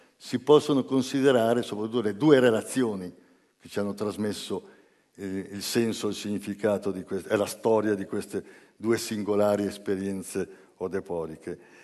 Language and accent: Italian; Genoa, Liguria, Italy; vengo da Genova e, e da 50 anni vivo a Genova